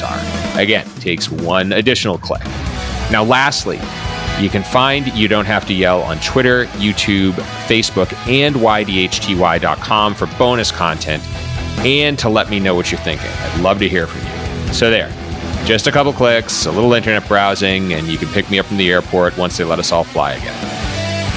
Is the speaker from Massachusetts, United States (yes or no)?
yes; Boston, Massachusetts, United States; I grew up in the Boston area